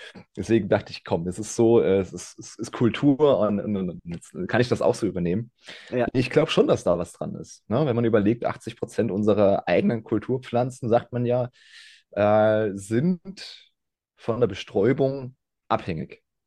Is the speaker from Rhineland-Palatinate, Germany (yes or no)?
yes; Ingelheim, Rhineland-Palatinate, Germany; Ich komme aus, äh, dem schönen Ingelheim. Das ist, ja, zwanzig Fahrminuten von Mainz entfernt, im, im schönen Rheinhessen.